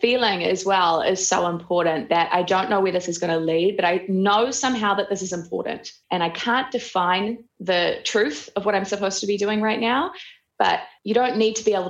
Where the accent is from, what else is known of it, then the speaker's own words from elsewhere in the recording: Auckland, New Zealand; also born or lived in Ohakune; I grew up in New Zealand. I was raised in Oakuni and then Auckland.